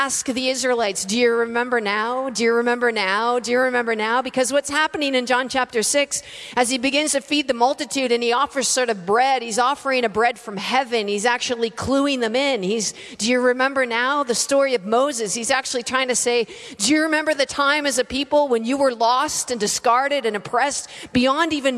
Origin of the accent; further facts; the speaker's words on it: Canada; moved away as an adult; now in Australia; I'm from Canada. I'm living in Australia currently